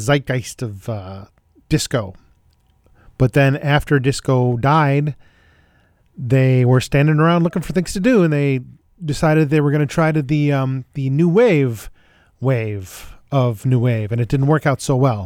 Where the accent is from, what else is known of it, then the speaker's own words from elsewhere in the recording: Buffalo, New York, United States; my hometown Buffalo